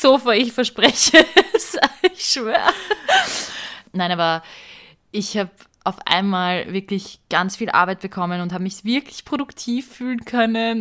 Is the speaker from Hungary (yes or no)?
yes; Hungary; now in Vienna, Austria